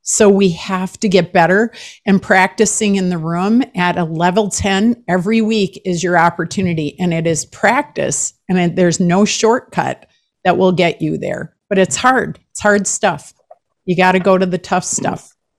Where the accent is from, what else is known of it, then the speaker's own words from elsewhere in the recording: Minnesota, United States; I'm from Minnesota